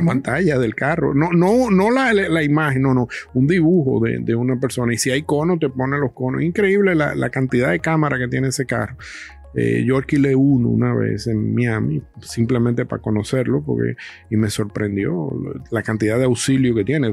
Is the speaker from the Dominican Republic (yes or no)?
yes; Dominican Republic; yo soy dominicano